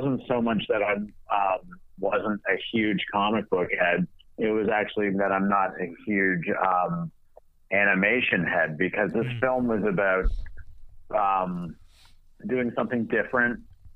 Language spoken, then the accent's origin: English; Toronto, Ontario, Canada; also born or lived in Montreal; I grew up in Toronto and we lived in Montreal